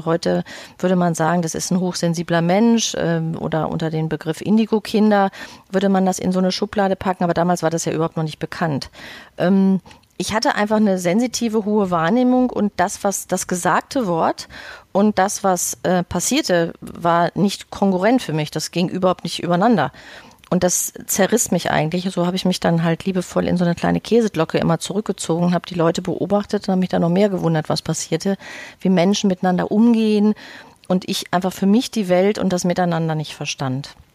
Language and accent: German; Bochum, North Rhine-Westphalia, Germany; now in Hamburg, Germany; bin ich eigentlich ein Kind aus dem Ruhrpott, richtig aus Bochum ähm, und habe da auch viele Jahre gelebt und bin vor zehn Jahren ungefähr nach Hamburg gegangen